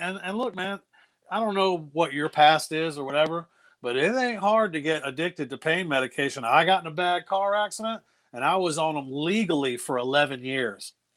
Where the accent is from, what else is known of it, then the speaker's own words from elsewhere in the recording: New Bern, North Carolina, United States; moved away as an adult; also born or lived in Los Angeles / Baltimore; I lived in New Bern for most of my life